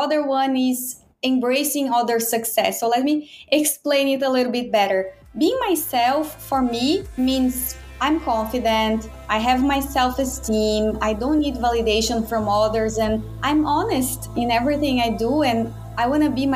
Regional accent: Brazil; moved away as an adult; now in Baltimore, United States; I'm from Brazil.

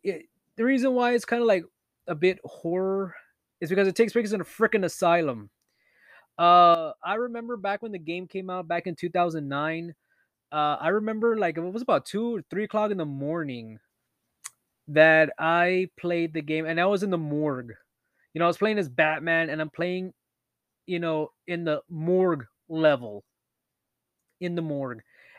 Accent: Canada; I used to tell people I'm Canadian, so I'm sorry.

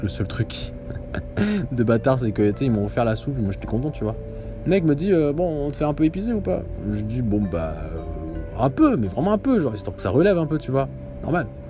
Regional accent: Algeria; now in Canada; je suis algérien

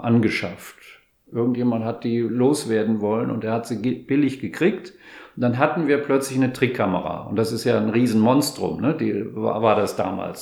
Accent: Rhineland, Germany; moved away as an adult; also born or lived in Stuttgart; ich komme eher aus, also aus dem Rheinland

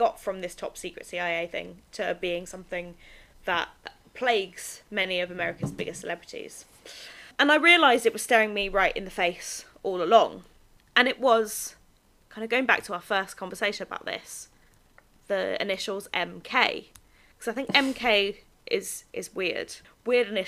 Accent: United Kingdom; I am British

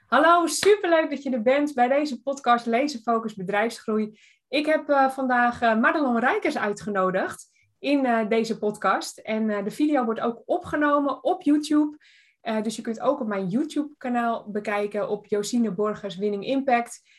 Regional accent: Tuitjenhorn, North Holland, Netherlands; moved away; ik kom oorspronkelijk uit Tuitje Horen

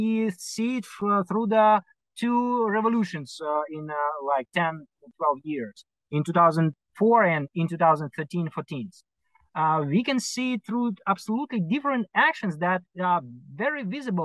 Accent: Ukraine; as many people here in Ukraine, I was born in Soviet Union

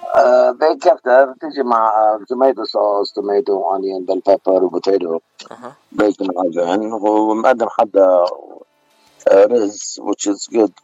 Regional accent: Beirut, Beirut Governorate, Lebanon; accent: Beiruti; moved away; أنا من بيروت أنا من لبنان

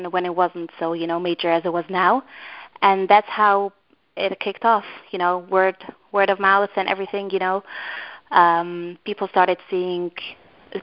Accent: Antwerp, Flanders, Belgium; I'm from Antwerp in Belgium.

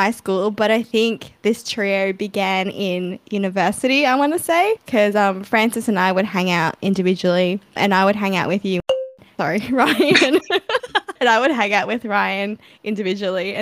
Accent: Sydney, New South Wales, Australia; I was born in Sydney

